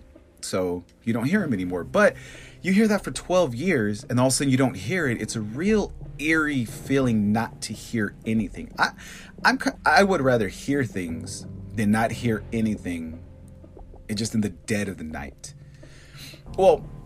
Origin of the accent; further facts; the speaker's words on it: Bakersfield, California, United States; growing up in Bakersfield, it's 115 during the day and 100 degrees at night